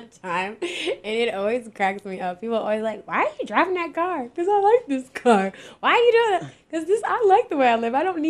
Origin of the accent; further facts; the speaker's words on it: Jamaica; because we bicker, we're Jamaican, you know, we be going back and forth.